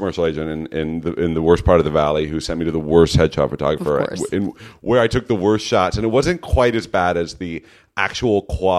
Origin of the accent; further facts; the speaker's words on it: California, United States; I'm from the Bay Area. I went to NYU and I got my BFA in acting and then I came here.